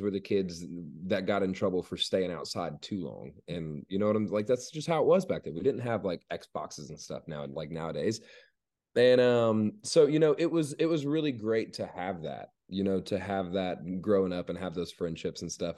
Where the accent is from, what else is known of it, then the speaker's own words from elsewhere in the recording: Georgia, United States; growing up in Georgia, growing up in the town that I grew up in, you know, when, growing up there, um, you know, it was a really small town.